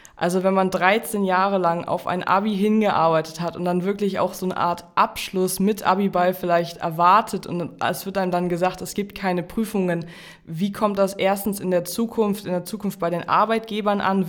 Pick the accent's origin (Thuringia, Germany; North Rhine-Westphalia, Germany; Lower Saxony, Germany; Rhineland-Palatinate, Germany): Lower Saxony, Germany; Jork; im Landkreis Stade, Stade ist das Kirchenland bei uns in York